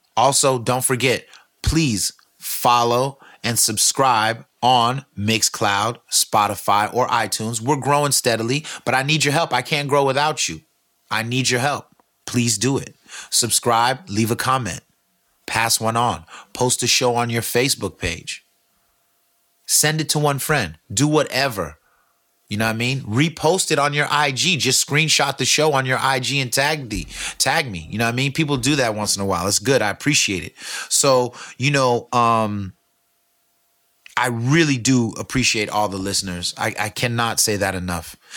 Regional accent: California, United States; I'm from California

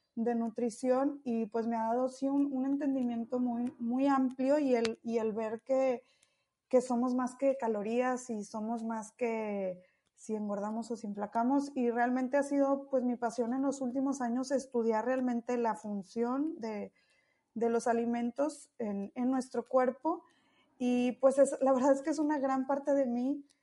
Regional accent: Monterrey, Nuevo León, Mexico; yo soy de Monterrey

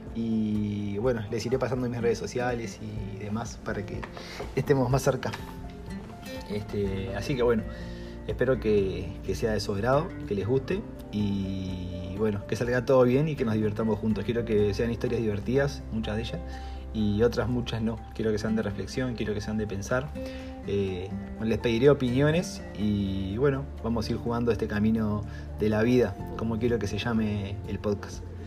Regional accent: Uruguay; soy uruguayo

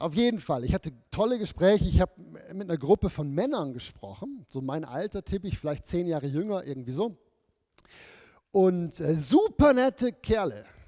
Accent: Germany; moved away; bei uns früher in Deutschland

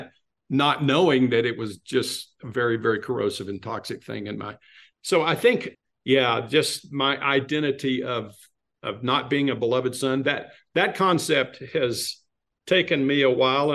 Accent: West Texas, United States; moved away as an adult; also born or lived in Southern California; I grew up in West Texas in a very fundamental church

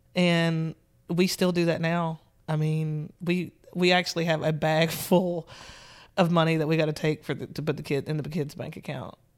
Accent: Nashville, Tennessee, United States; I'm from Nashville, Tennessee, born and raised.

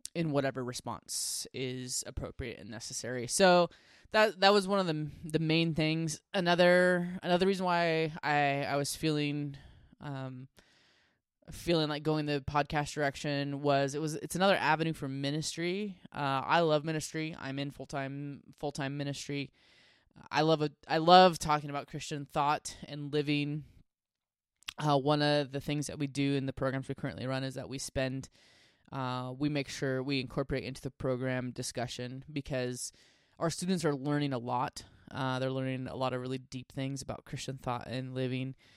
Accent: Washington, United States; I grew up in Washington State

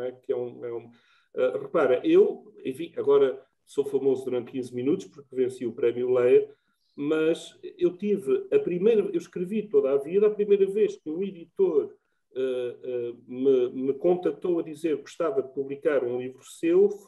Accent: Norte, Portugal; eu nasci em Trás-os-Montes, sou transmontano

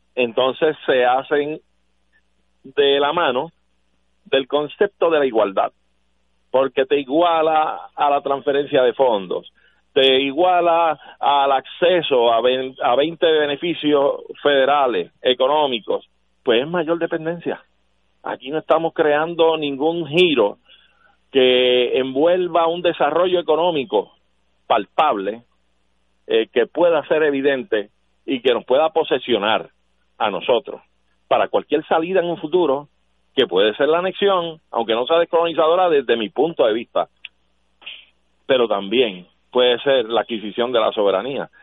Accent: Puerto Rico; somos un país extranjero en relación a los Estados Unidos, claro que sí, somos hispanos, latinoamericanos

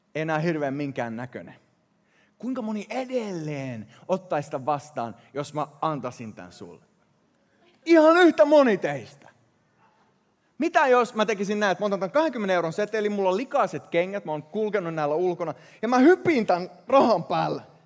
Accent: Sweden; first language Swedish; Finnish is a second language; moved away; mä kasvoin Ruotsissa ja moni näistä sanoista tulee sillä luonnollisella ensimmäisellä kielellä

